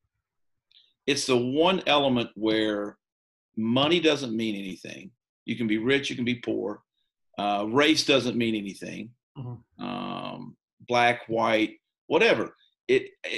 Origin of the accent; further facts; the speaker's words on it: Eastern Kentucky, United States; moved away as an adult; growing up in Eastern Kentucky, when I grew up, there was only two things to do. You know, you either left or you worked in a coal mine. So I chose to leave